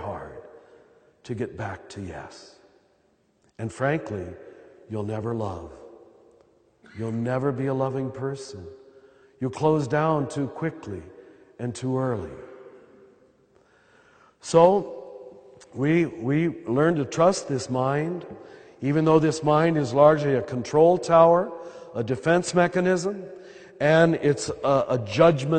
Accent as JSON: {"language": "English", "country": "United States", "accent": "American", "said": "my American accent"}